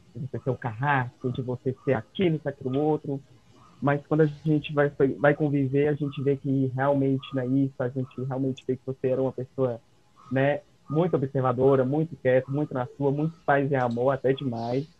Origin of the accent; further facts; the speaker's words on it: Brazil; nós, como brasileiros